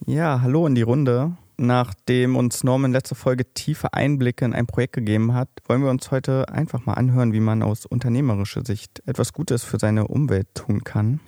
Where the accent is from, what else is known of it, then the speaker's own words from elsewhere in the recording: near Magdeburg, Saxony-Anhalt, Germany; Ich komme nämlich auch aus der Nähe von Magdeburg.